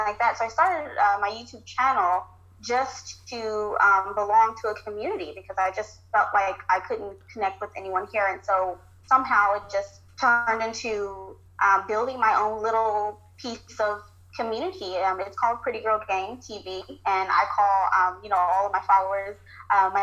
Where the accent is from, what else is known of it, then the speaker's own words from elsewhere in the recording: California, United States; moved away as an adult; now in Virginia, United States; I'm from California, born and raised, never moved until now.